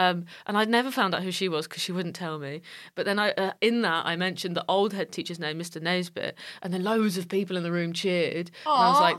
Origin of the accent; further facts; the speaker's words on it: Nottingham, East Midlands, United Kingdom; accent: northern; moved away; I did a gig in Nottingham on Thursday night, my hometown.